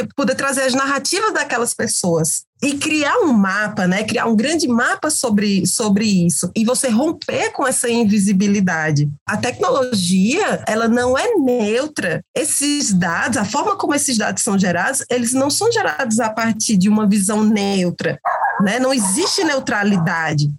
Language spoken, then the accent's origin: Portuguese; Crato, Ceará, Brazil; Eu sou uma mulher cariri, sou do Crato, sou da região do Cariri Cearense